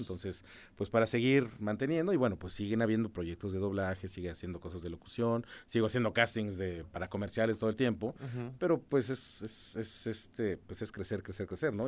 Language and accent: Spanish; San Juan del Río, Querétaro, Mexico; Yo viví casi toda mi infancia en San Juan del Río